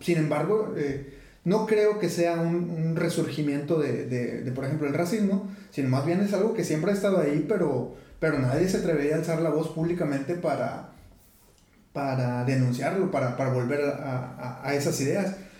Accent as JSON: {"language": "Spanish", "country": "Mexico"}